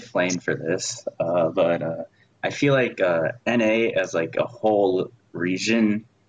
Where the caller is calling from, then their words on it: San Diego, California, United States; I'm calling from San Diego.